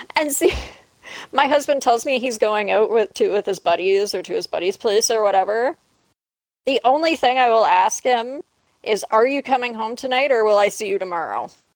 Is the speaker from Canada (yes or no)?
yes; Canada; No, I'm Canadian.